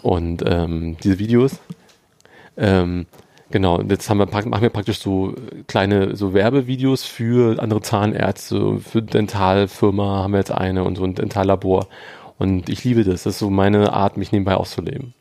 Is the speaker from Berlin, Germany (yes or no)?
yes; Berlin, Germany; ich bin am, hier am Arnauer Platz aufgewachsen in Charlottenburg